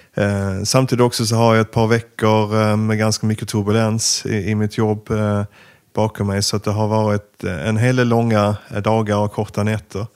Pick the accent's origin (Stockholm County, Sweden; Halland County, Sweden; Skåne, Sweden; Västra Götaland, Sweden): Skåne, Sweden; Eslöv; moved away as an adult; also born or lived in Ukraine; egentligen är det Eslöv